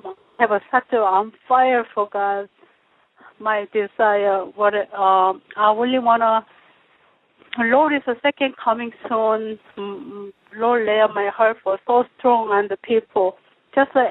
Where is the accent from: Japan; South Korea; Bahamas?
South Korea; now in Rogers, United States; Right now, Minnesota, Rogers. I'm from actually South Korea. I'm from South Korea.